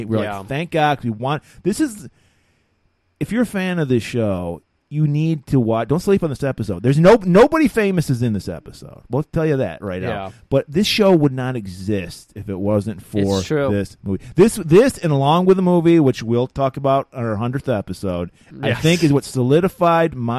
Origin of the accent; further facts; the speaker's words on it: Detroit, Michigan, United States; moved away; we're from Detroit